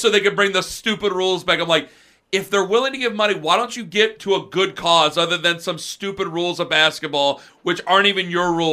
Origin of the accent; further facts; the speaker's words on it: Canton, Ohio, United States; in my neighborhood, like, I'm from Canton